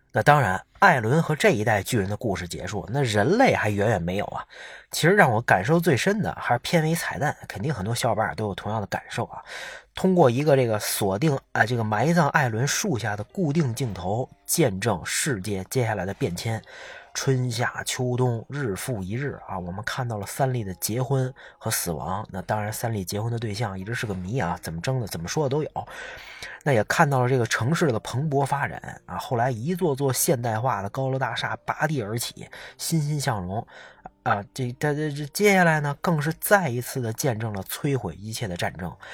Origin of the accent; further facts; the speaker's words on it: China; 作为中国人